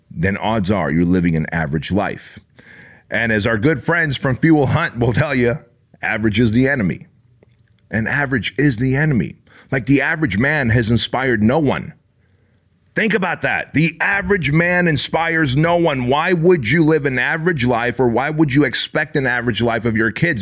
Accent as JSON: {"language": "English", "country": "Armenia", "tie": "born or raised there", "moved": "yes", "lives_now": "United States", "said": "I was born in Armenia, therefore I wasn't born in the U S"}